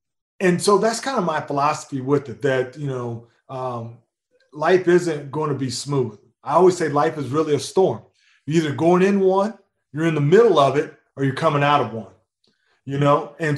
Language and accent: English; Missouri, United States; Growing up in Missouri, there's a lot of farms. So you've got a lot of farmers, a lot of cattle. Grew up fishing in the ponds, right?